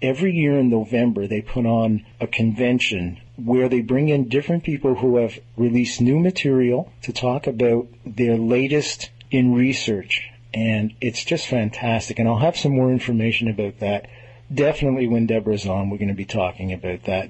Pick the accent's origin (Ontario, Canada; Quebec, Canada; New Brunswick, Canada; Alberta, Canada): Quebec, Canada; Montreal; I hail from Montreal